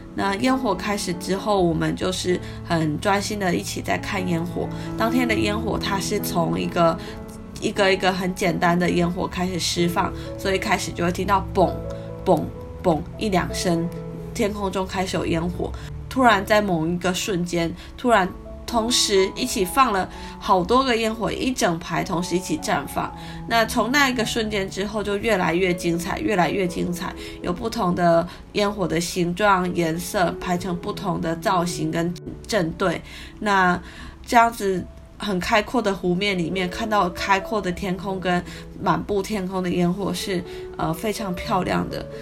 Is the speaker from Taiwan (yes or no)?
yes; Taiwan; now in Kyoto, Japan; 我们是从台湾来的